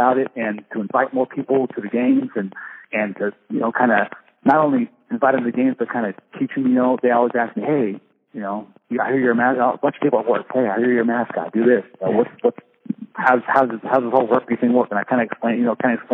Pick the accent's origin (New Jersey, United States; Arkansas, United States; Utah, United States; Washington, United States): Washington, United States; I was born and raised here in Washington